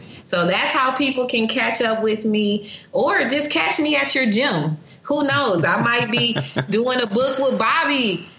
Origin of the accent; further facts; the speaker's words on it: Grand Rapids, Michigan, United States; moved away as an adult; now in Atlanta, United States; my hometown of Grand Rapids